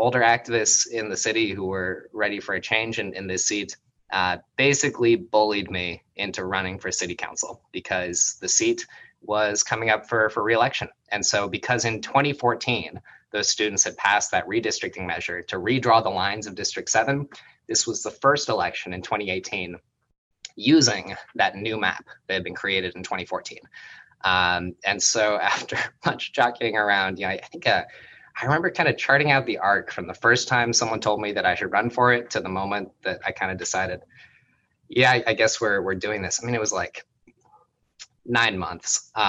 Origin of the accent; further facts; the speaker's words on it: St. Louis, Missouri, United States; now in Berkeley, United States; And so I moved here from St. Louis.